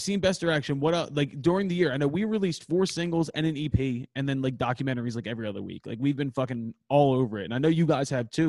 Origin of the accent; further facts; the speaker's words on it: Philadelphia, Pennsylvania, United States; we're from Philadelphia